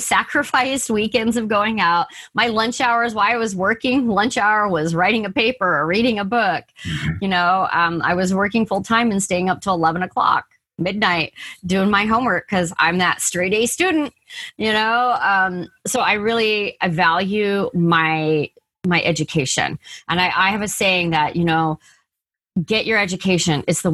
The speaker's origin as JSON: {"language": "English", "town": "San Diego", "region": "California", "country": "United States", "tie": "born or raised there", "also_born_or_lived": "San Fernando Valley / Apple Valley", "said": "I was born in the San Fernando Valley and we moved to San Diego when I was 4. And I've lived in California"}